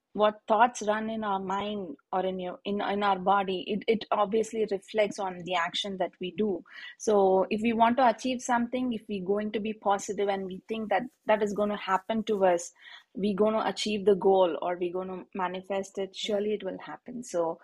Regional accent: India; moved away; I was born in a in India we call it as a middle class family, wherein like we're not very rich or very not very well to do, but we are okay.

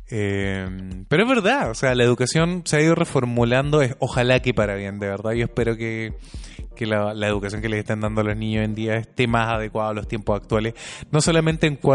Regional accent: Chile; ya no somos los niños chilenos solamente en la sala de clase

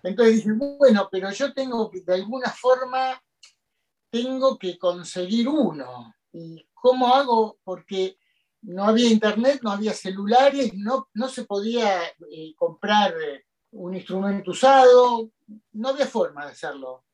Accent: Argentina; en el 82 me tocó hacer la colimba, como muchos argentinos

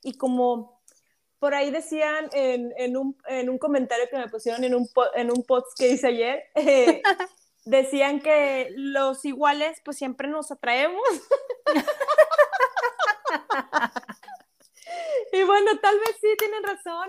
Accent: Mexico; nosotras como mexicanas

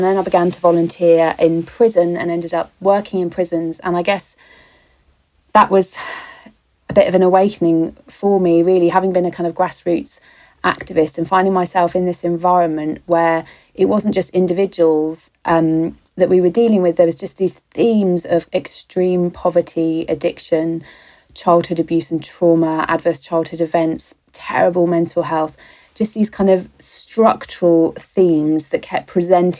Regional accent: London, United Kingdom; I was born on the Thames, obviously in some romantic teenage fantasy, literally on the banks, but no, in a hospital that is on the Thames

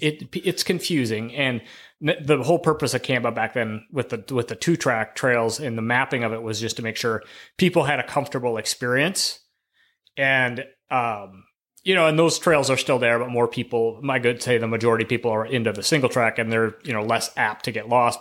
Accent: River Falls, Wisconsin, United States; also born or lived in Eau Claire, Wisconsin / Montana; I grew up in River Falls, Wisconsin

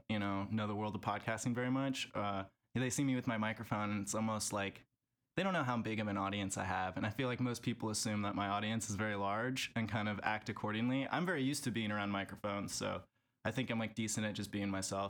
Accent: Davis, California, United States; also born or lived in San Francisco, California; I grew up in Davis, California, actually, which a lot of people know for the university that's there. It's kind of an ag town right outside the state capitol.

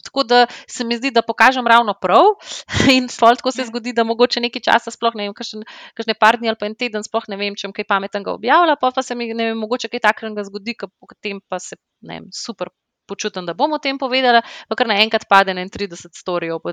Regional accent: Slovenia; moved away as an adult; also born or lived in London; smo se vrnili v Slovenijo

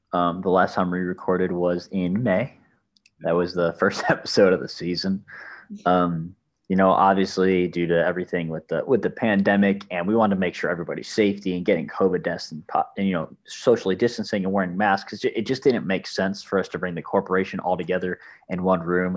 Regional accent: Chicago, Illinois, United States; moved away; also born or lived in San Diego; I'm from Chicago. Like with that accent

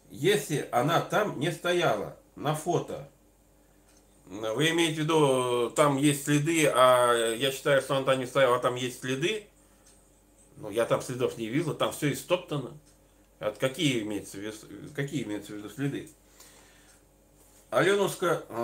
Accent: Northern Urals, Russia; Я сам с Северного Урала

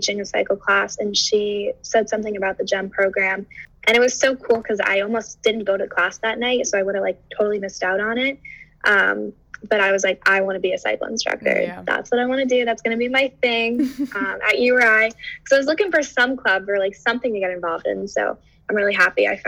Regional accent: Massachusetts, United States; I'm from Massachusetts

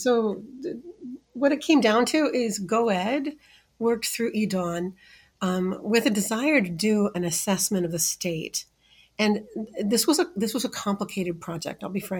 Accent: Midwest, United States; now in Des Moines, United States; I live in Des Moines. Born and raised in the Midwest.

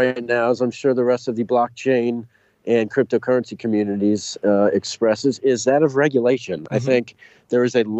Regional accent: Dallas, Texas, United States; moved away as an adult; also born or lived in New York; now in Ohio, United States; I grew up in Dallas, Texas

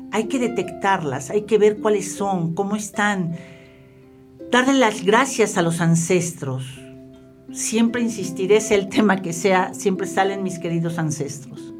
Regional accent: Mexico; lo que somos los latinos, específicamente los mexicanos

